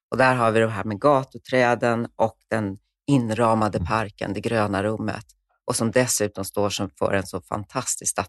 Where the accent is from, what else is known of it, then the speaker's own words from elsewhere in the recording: Stockholm, Stockholm County, Sweden; den tar man också som stockholmare så för givet numera.